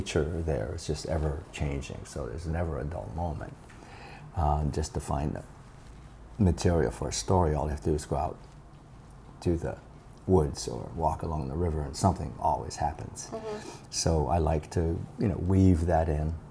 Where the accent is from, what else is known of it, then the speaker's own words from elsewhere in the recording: Turners Falls, Massachusetts, United States; also born or lived in Paris, France; I was born and raised here in Turner's Falls